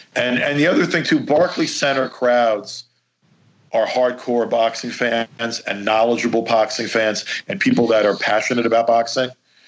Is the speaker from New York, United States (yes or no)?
yes; New York City, New York, United States; I'm from Brooklyn.